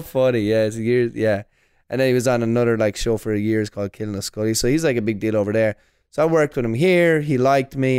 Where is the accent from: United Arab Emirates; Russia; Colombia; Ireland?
Ireland; Longford, Leinster; moved away as an adult; also born or lived in Orlando, Florida; now in New York, United States; my hometown of Longford